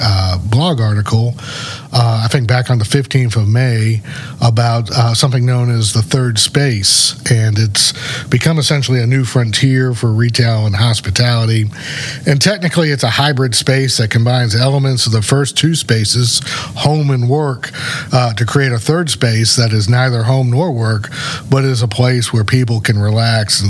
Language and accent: English; Columbia, South Carolina, United States; I grew up in Columbia and I went to Carolina